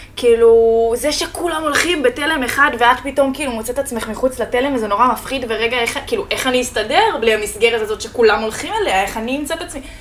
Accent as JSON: {"language": "Hebrew", "town": "Pardes Hanna-Karkur", "region": "Haifa District", "country": "Israel", "tie": "born or raised there", "also_born_or_lived": "Spain / Jordan Valley", "moved": "as an adult", "lives_now": "Tel Aviv, Israel", "said": "אני גרתי בפרדס חנה שבע שנים, מאז שהגענו מספרד בעצם"}